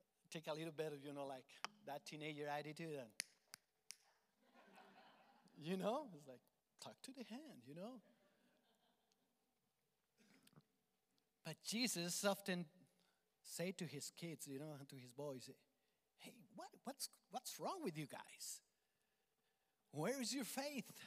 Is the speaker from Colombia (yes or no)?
yes; Colombia; accent: Colombian; English is a second language; moved away; my Colombian accent